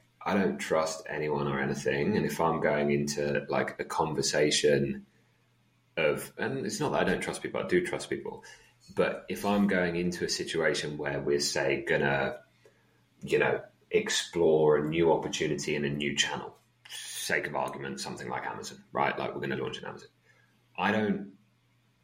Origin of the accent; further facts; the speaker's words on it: England, United Kingdom; also born or lived in Netherlands; when I moved to England from Holland, I missed the first year of school.